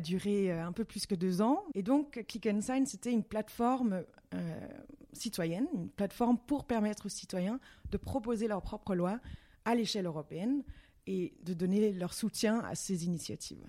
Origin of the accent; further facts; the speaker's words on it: Brussels, Brussels-Capital Region, Belgium; je suis danoise, oui, mais euh, née en Belgique, à Bruxelles